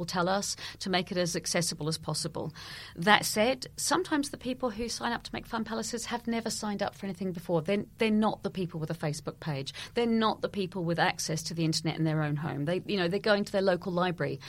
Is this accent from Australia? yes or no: no; New Zealand; moved away; I grew up in New Zealand and I'm a crime writer and a theatre maker